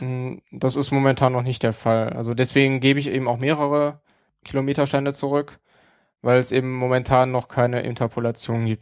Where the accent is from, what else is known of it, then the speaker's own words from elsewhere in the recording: Neuss, North Rhine-Westphalia, Germany; meinen Heimatort Neues